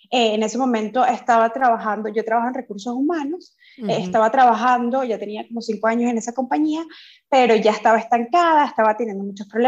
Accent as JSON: {"language": "Spanish", "country": "Venezuela", "also_born_or_lived": "Dublin", "moved": "yes", "lives_now": "Barcelona, Spain", "said": "yo soy de Venezuela. Eh, actualmente vivo en Barcelona, pero estuve ocho años viviendo en Dublín."}